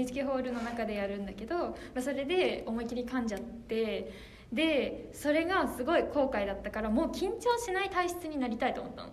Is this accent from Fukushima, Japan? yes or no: yes; Fukushima, Japan; moved away; 私は福島出身